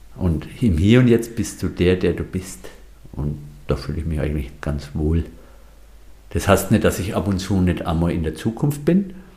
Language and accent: German; Franconia, Bavaria, Germany; moved away as an adult; also born or lived in Munich / Bamberg; now in Ortenau, Germany; ich bin Franke